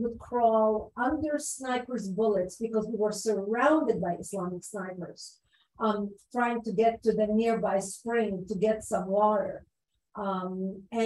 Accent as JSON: {"language": "English", "country": "Lebanon", "tie": "born or raised there", "also_born_or_lived": "Israel", "moved": "yes", "lives_now": "United States", "said": "growing up in Lebanon, moving to Israel, and later coming to the United States"}